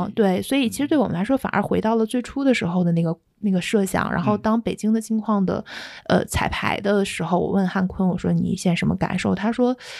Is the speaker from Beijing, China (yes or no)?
no; Shanghai, China; 作为上海人都会觉得大开眼界